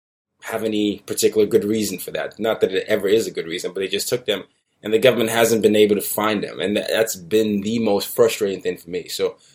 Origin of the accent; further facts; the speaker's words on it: Nigeria; moved away; I'm from Nigeria